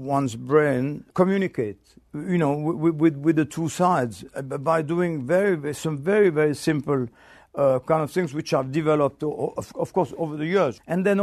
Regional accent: Switzerland; moved away; I come from Switzerland originally

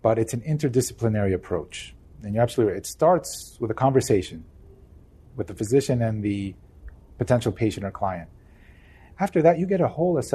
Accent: New Jersey, United States; I'm from New Jersey. We're in the Northeast

